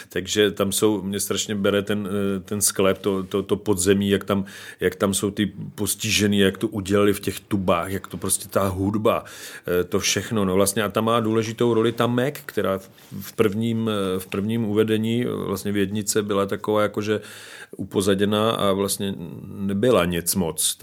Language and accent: Czech; Slovakia; now in Czech Republic; jsem samozřejmě ze Slovenska, z Tater